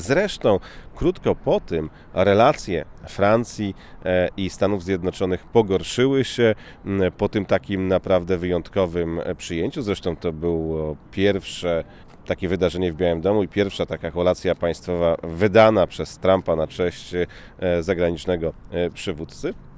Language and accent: Polish; Szczecin, West Pomeranian Voivodeship, Poland; now in Washington, United States; pochodzimy ze Szczecina